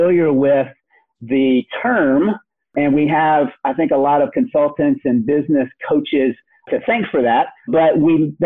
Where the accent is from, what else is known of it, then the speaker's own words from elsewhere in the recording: Memphis, Tennessee, United States; moved away; we ended up in Memphis, Tennessee, of all places, which is my hometown